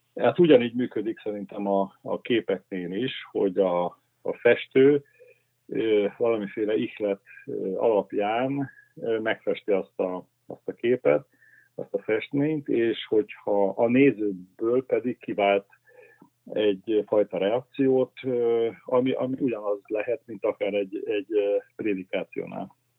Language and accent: Hungarian; Pécs, Baranya, Hungary; Pécsen, ahol én felnőttem